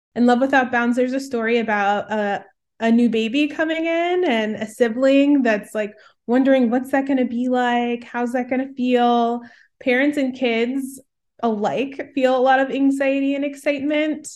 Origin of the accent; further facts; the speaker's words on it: Chicago, Illinois, United States; moved away as an adult; now in Minnesota, United States; I'm originally from the Midwest, Chicagoland area, grew up as one of three siblings. I now live in an even colder part of the Midwest in Minnesota